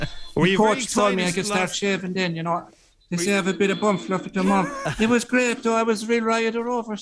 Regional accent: Cork, Munster, Ireland; I'm from Cork, and I'm 12 years of age.

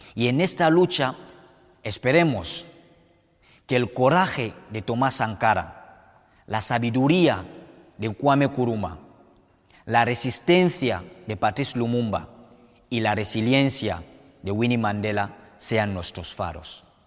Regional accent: Cameroon; born or raised there; moved away as an adult; also born or lived in Morocco; now in Spain

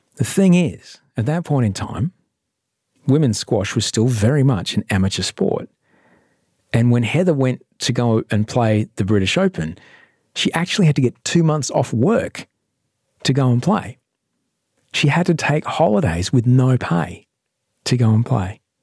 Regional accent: Brisbane, Queensland, Australia; I grew up in a suburb called Chapel Hill

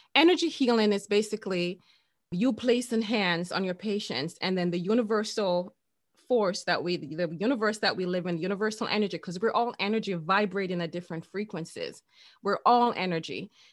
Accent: Jamaica; I'm Jamaican

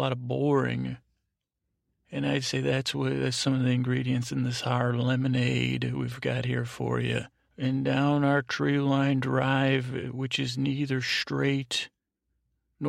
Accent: the South, Southern United States, United States; accent: Southern; I'll just use my accent

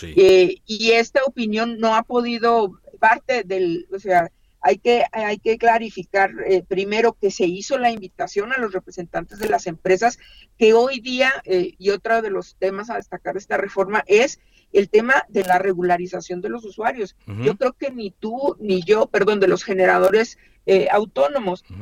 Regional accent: Chihuahua, Mexico; yo soy del estado de Chihuahua

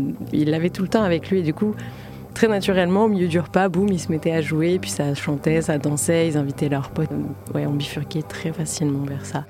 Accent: Combs-la-Ville, Île-de-France, France; j'ai grandi dans le 77, à Comble-la-Ville, une petite banlieue

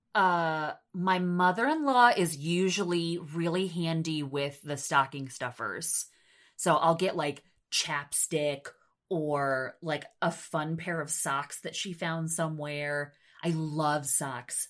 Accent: New York, United States; moved away as an adult; now in Nebraska, United States; my home state of New York

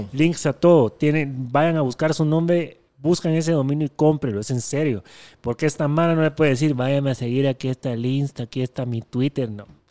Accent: Guatemala; soy de Guatemala

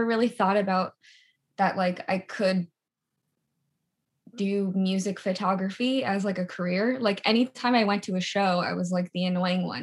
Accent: New York, United States; moved away as an adult; also born or lived in Los Angeles; now in Nashville, United States; I'm from New York and was living in LA for a few years

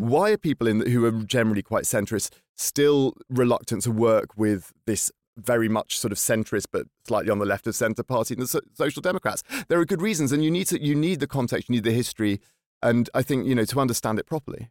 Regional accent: Lincolnshire, East Midlands, United Kingdom; now in Stockholm, Sweden; I'm from Lincolnshire

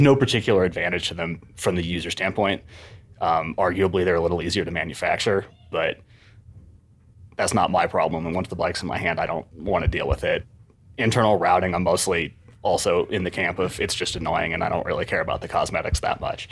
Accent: Ithaca, New York, United States; moved away as an adult; also born or lived in Southern California / Australia; now in Seattle, United States; I grew up in Ithaca, New York

